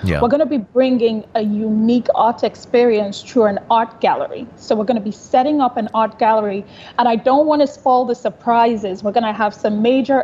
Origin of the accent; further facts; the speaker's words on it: Nigeria; now in Dubai, United Arab Emirates; So I'm Nigerian